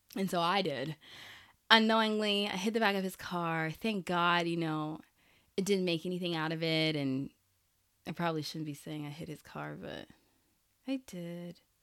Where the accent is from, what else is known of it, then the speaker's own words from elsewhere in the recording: Haiti; I'm Haitian, so I just said it in Creole.